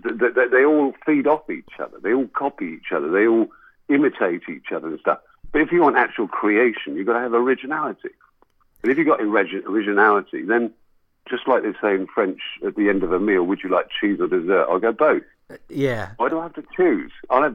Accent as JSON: {"language": "English", "region": "England", "country": "United Kingdom", "said": "we are English, we are British, all this stuff."}